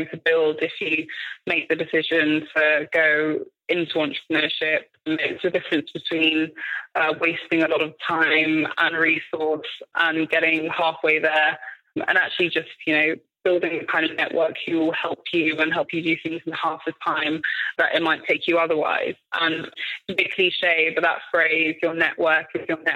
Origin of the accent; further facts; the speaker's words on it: London, United Kingdom; I grew up in Tottenham in North London